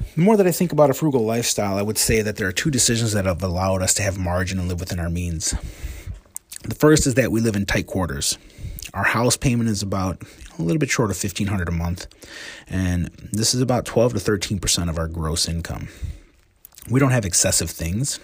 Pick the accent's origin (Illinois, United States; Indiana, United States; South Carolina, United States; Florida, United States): Illinois, United States; Joliet; also born or lived in Elwood, Illinois; I was a kid growing up in Joliet in the nineteen eighties